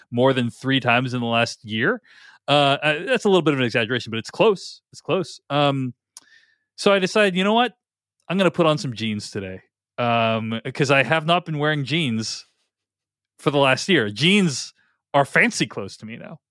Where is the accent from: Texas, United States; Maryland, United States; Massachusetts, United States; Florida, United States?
Massachusetts, United States; Boston; now in Seattle, United States; I grew up in Boston